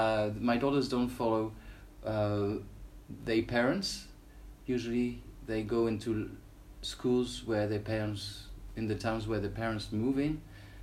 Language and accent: English; France; moved away; also born or lived in Wales; I was born in Wales. Then my parents moved to France. I didn't want to go to leave my mother tongue, English, and my French grandfather didn't speak English.